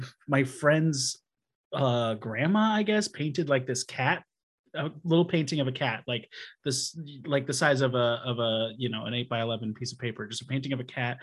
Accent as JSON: {"language": "English", "region": "Wisconsin", "country": "United States", "tie": "born or raised there", "said": "I grew up in Wisconsin"}